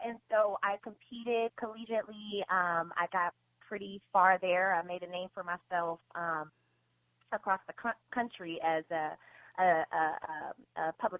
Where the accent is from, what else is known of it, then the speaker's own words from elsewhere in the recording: Cincinnati, Ohio, United States; moved away as an adult; also born or lived in Nashville, Tennessee; now in Los Angeles, United States; I'm originally from Cincinnati, Ohio. I went to the School for Creative and Performing Arts there.